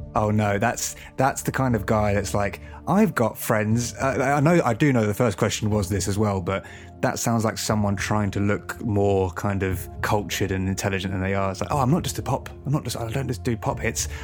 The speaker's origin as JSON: {"language": "English", "town": "Bognor Regis", "region": "South East England", "country": "United Kingdom", "tie": "born or raised there", "said": "my hometown in Bognor"}